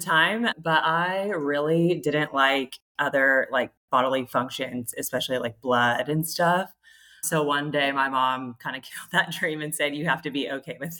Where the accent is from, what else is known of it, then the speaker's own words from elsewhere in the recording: California, United States; moved away as an adult; also born or lived in Australia; we're both American from California